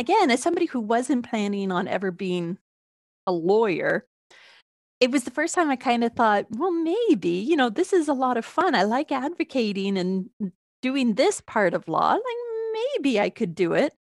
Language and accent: English; Toronto, Ontario, Canada; moved away; originally, I am from Toronto.